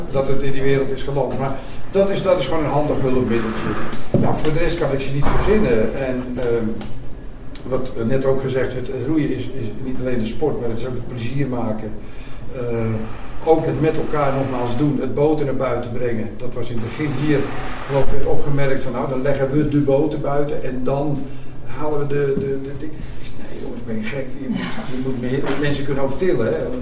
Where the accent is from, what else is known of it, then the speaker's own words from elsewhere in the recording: Pijnakker, South Holland, Netherlands; moved away; also born or lived in Het Gooi / Amsterdam; Ik ben geboren in Pijnakker, ook in Zuid-Holland. En uh, verhuisd ooit naar het Gooi.